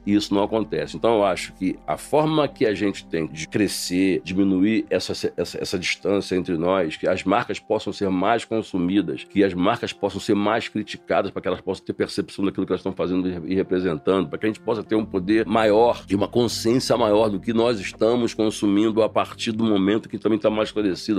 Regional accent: Rio de Janeiro, Brazil; moved away as an adult; also born or lived in Baixada Fluminense; now in São Paulo, Brazil; eu sou da favela do Sapo, senador Camará. Então, é lá, é lá que eu me criei

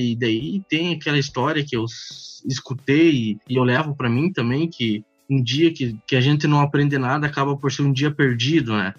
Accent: Rio Grande do Sul, Brazil; Sou aqui do Rio Grande do Sul

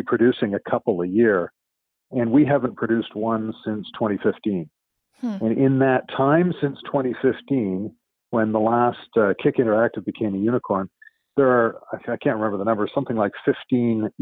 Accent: Vancouver, British Columbia, Canada; I was born in Vancouver

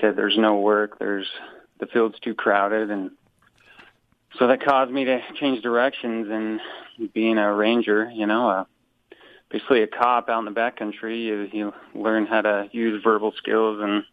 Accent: Wasatch Front, Utah, United States; I grew up on the Wasatch Front there, you know, in Utah County

